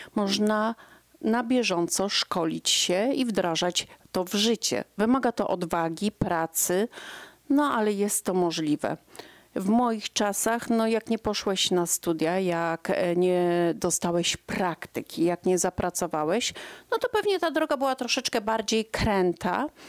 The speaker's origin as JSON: {"language": "Polish", "town": "Iława", "region": "Warmian-Masurian Voivodeship", "country": "Poland", "moved": "as an adult", "lives_now": "Jastrzębia Góra, Poland", "said": "ja pochodziłam z bloku, z 38 metrów, z Iławy mojej ukochanej"}